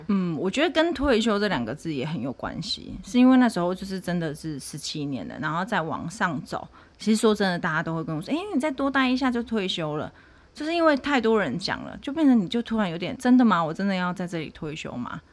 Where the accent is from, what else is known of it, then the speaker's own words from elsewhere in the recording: Tainan, Taiwan; 我是土生土长的台南人， 就是一路在台南出生，然后在台南工作、结婚到换工作